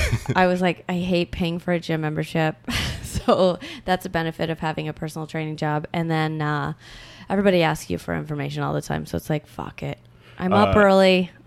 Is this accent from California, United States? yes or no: no; Michigan, United States; I'm from Michigan and I went to manor school.